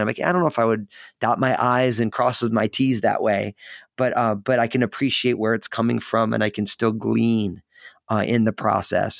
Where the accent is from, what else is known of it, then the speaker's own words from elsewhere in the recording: New Jersey, United States; moved away as an adult; now in Portland, United States; I live outside of Portland, Oregon, so I'm in the Pacific Northwest, but I was born and raised in in New Jersey